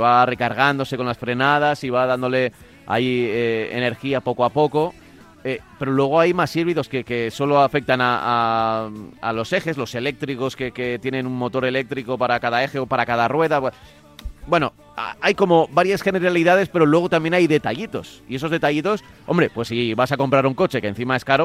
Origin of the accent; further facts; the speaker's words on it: Amposta, Catalonia, Spain; de, de Amposta de Tarragona.